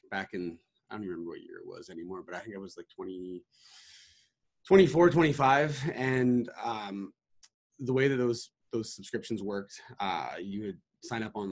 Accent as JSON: {"language": "English", "country": "Canada", "said": "I'm Canadian"}